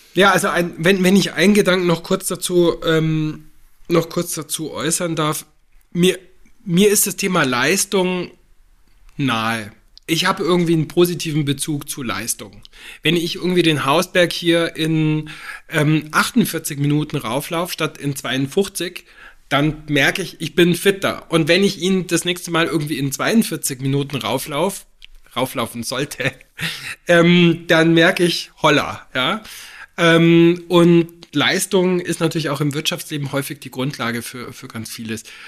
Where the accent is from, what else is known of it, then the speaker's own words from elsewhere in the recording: Füssen, Bavaria, Germany; moved away; Ich bin in Füssen aufgewachsen, nach vielen Jahren im Flach und im Ausland schaue ich jetzt auf die Berge meiner Kindheit, bloß von der anderen Seite